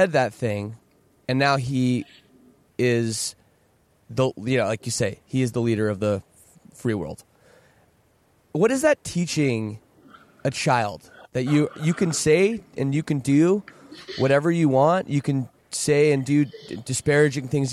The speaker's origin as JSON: {"language": "English", "country": "Canada", "said": "I'm Canadian"}